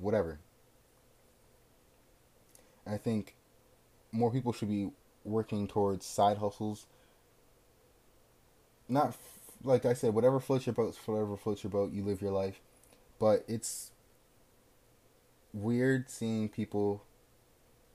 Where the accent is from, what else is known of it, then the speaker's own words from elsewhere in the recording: New Jersey, United States; I'm from Jersey. I like Jersey